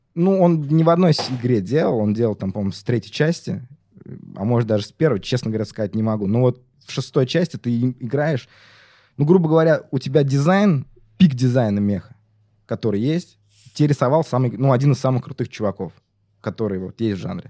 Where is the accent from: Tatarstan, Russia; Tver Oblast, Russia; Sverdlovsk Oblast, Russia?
Tatarstan, Russia; я же из Татарстана